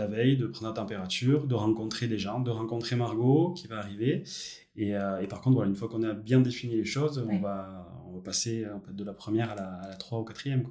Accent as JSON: {"language": "French", "town": "Bayonne", "region": "Nouvelle-Aquitaine", "country": "France", "tie": "born or raised there", "said": "je suis natif de Bayonne"}